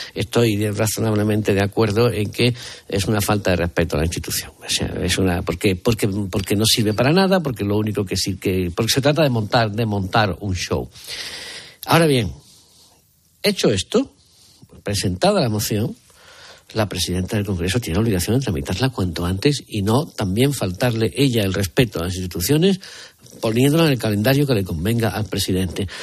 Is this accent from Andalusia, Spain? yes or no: yes; Seville, Andalusia, Spain; los sevillanos tenemos fama de ser especialmente ombliguistas